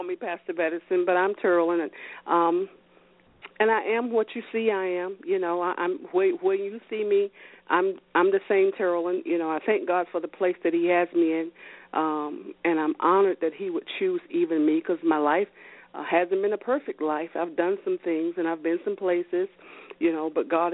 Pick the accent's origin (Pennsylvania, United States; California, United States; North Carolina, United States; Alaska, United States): North Carolina, United States; High Point; now in New Jersey, United States; I was raised in High Point, North Carolina